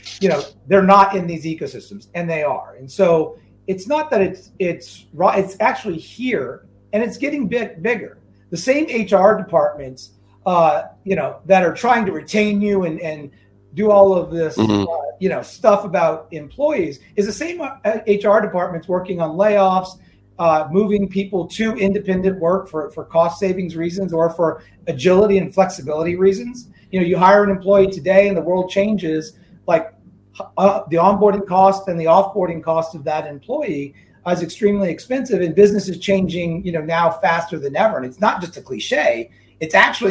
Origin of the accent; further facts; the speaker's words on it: New Orleans, Louisiana, United States; now in Seattle, United States; I was born and raised in New Orleans, Louisiana